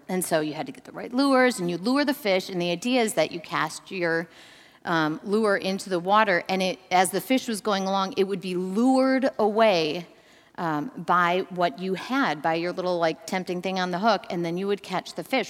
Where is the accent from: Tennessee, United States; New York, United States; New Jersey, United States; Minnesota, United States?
Minnesota, United States; Growing up in Minnesota, I was an, a, a fisherman's, an avid fisherman's daughter